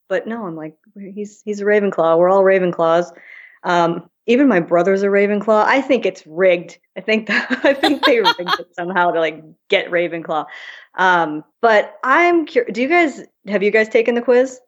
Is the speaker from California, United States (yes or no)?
no; Minnesota, United States; moved away as an adult; also born or lived in London; I grew up in Minnesota. I had three horses.